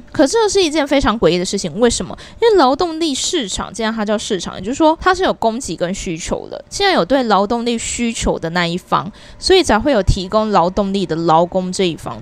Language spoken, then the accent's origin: Chinese; Taiwan; 我们台湾人真的非常好养